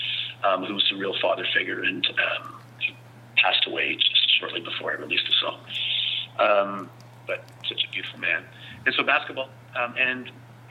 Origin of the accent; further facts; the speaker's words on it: Vancouver, British Columbia, Canada; now in San Francisco Bay Area, United States; I come from Vancouver